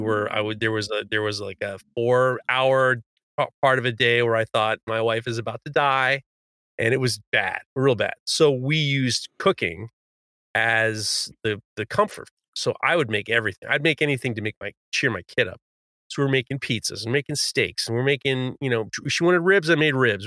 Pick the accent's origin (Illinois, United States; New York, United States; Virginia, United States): New York, United States; New York City; When I was growing up in Manhattan, I went to an all